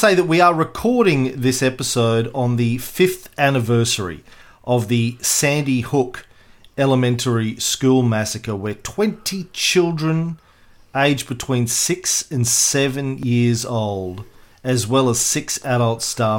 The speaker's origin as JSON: {"language": "English", "country": "Australia", "said": "Do you need to explain that you're an American and I'm an Australian?"}